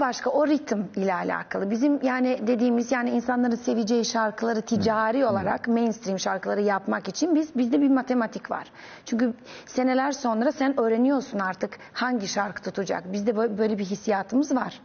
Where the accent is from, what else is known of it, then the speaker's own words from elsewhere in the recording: Novi Pazar, Serbia; Turkish is a second language; moved away as an adult; also born or lived in Belgrade, Serbia; now in Istanbul, Turkey; ben çok küçük bir şehirde doğdum. Novi Pazar denen